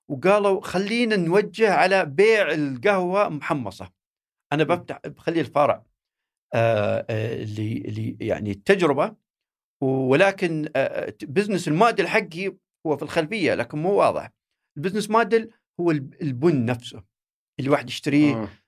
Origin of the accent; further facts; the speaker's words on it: Saudi Arabia; هي بدات عندنا في السعوديه يمكن 2012 13